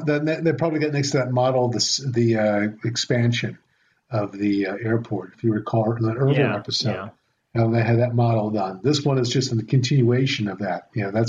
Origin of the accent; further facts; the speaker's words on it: United States; I am an American.